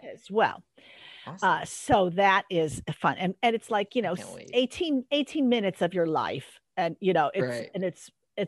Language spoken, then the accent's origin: English; Park Ridge, Illinois, United States; moved away as an adult; also born or lived in Kalamazoo, Michigan; now in Los Angeles, United States; my hometown, Parkridge, Illinois